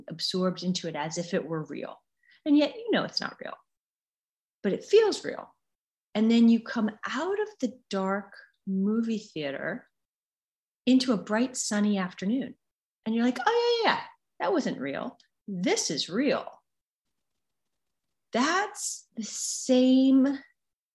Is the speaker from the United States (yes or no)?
yes; United States; I'm an American